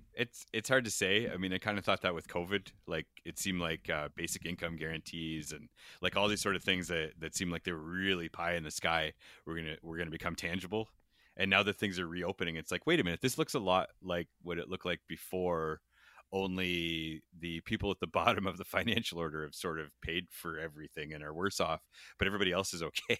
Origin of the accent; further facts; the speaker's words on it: London, Ontario, Canada; I grew up in Julian Fantino's London, and it was right around the time that Dudley George died in Ipperwash